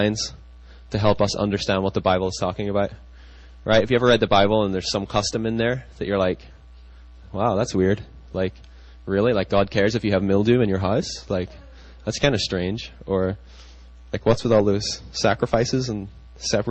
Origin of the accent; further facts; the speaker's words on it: United Kingdom; now in United States; I grew up in Britain, and, you know, when I came to the States